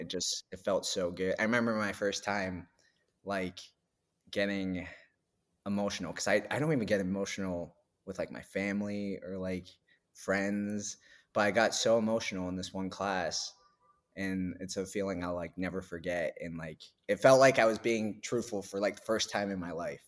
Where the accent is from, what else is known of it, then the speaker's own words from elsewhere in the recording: New Hampshire, United States; I grew up in New Hampshire